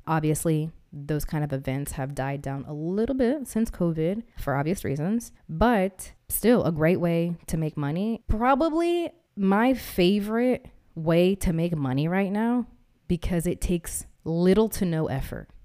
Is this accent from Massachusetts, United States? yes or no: yes; Massachusetts, United States; also born or lived in Missouri; now in Austin, United States; I'm from Massachusetts and I moved here from Missouri